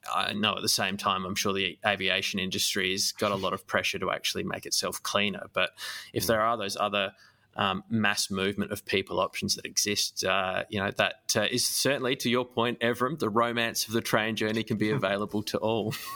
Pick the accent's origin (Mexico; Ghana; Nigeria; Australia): Australia; Adelaide, South Australia; I grew up in Adelaide